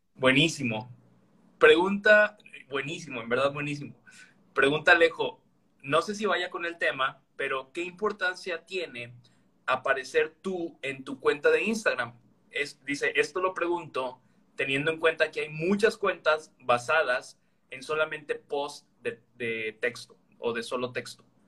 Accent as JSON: {"language": "Spanish", "region": "Veracruz", "country": "Mexico", "moved": "yes", "lives_now": "Villahermosa, Mexico", "said": "yo también soy veracruzano del puerto de Veracruz, aunque no estoy físicamente viviendo allí, yo estoy en Villahermosa"}